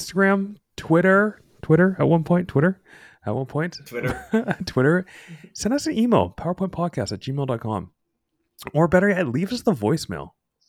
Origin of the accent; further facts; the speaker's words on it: Canada; I'm a Canadian boy, born and raised. Never going to leave my province.